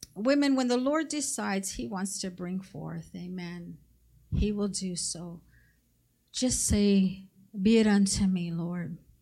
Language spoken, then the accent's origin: English; Mexico; moved away; I come from Mexico